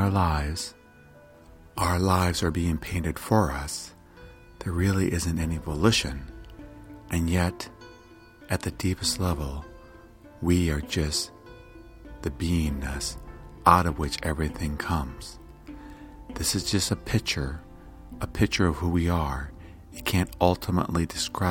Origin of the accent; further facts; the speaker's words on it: United States; I was born here in the United States